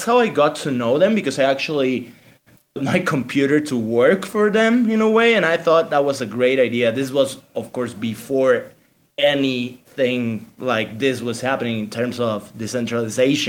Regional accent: Mexico; We're two guys from Mexico

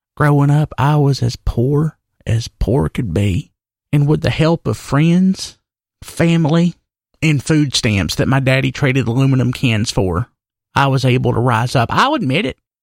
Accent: Wilkes County, North Carolina, United States; I weren't from Wilkes County

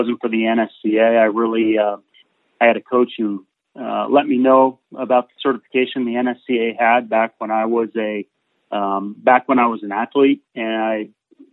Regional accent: Burlington, Vermont, United States; I grew up in Burlington, Vermont, so up in the Northeast

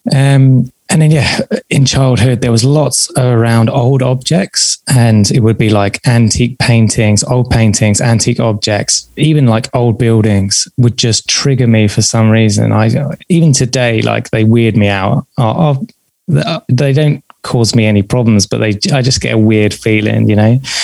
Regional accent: south coast of England, United Kingdom; also born or lived in south of London; at that time, at the age of seven, I was living on the south coast of England.

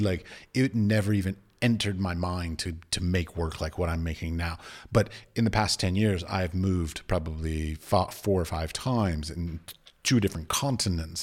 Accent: United States; moved away as an adult; also born or lived in Abu Dhabi; now in Prague, Czech Republic; I was raised in the United States.

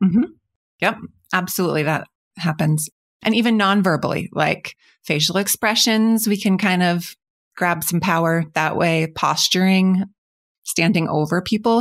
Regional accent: Spokane, Washington, United States; moved away as an adult; have recently come back to my hometown, Spokane

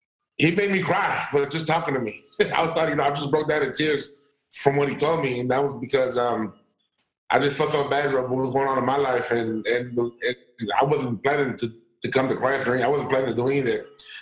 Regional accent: Texas, United States; I'm from Texas, St. John's, so we're away for you.

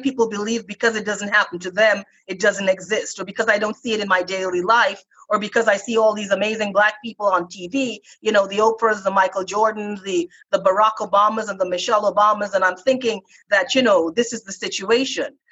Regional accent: Toronto, Ontario, Canada; moved away; I grew up in Canada in the 70s

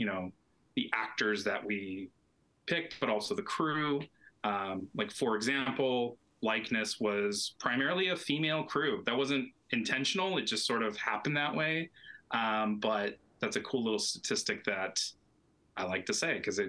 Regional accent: Tucson, Arizona, United States; moved away as an adult; now in Los Angeles, United States; I'm originally from Tucson, Arizona, and currently LA-based

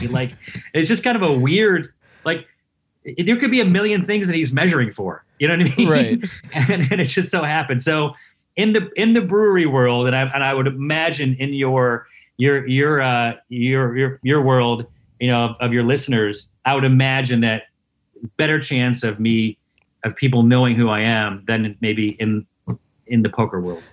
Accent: Syracuse, New York, United States; I'm from Syracuse

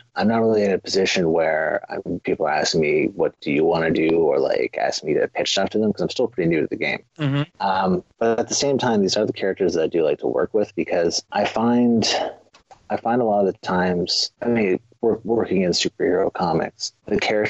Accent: Canada; I am Canadian

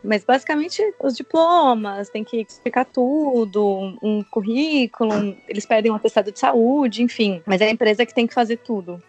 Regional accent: São Paulo, Brazil; moved away as an adult; also born or lived in London; now in China; Eu sou de São Paulo

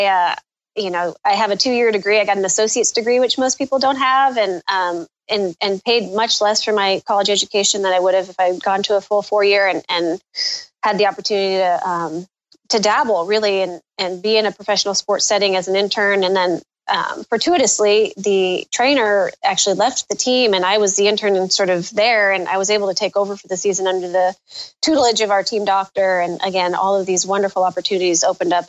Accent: Northern California, United States; moved away; we grew up in Northern California

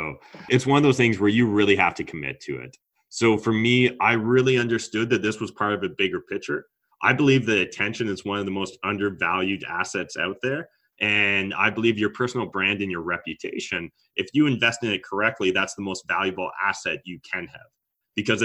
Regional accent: Canada; as a Canadian

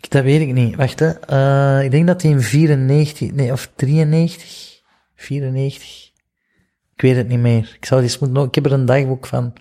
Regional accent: Flanders, Belgium; ik kom uit België

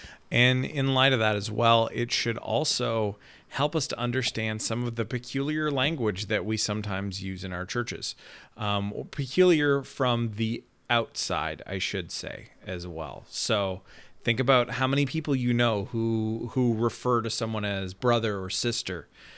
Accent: Canada; moved away; understanding that I'm Canadian makes me make a lot more sense

